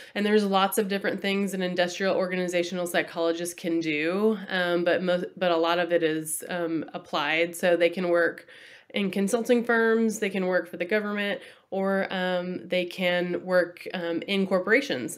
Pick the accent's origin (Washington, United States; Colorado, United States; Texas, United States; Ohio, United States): Texas, United States; also born or lived in Massachusetts; I was born in Massachusetts, which is back east, um, and then I grew up in Texas